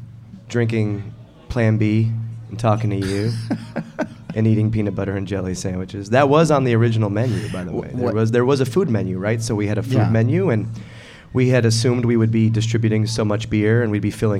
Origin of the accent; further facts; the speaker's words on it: Ireland; I'm Irish, not, I'm, so I can't know that.